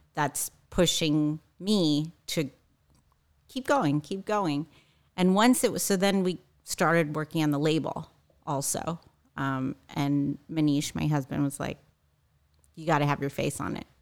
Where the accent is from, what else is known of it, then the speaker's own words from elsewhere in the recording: East Coast, United States; moved away as an adult; also born or lived in New York / Washington, D.C. / Northern California; now in Orange County, United States; I grew up on the East Coast.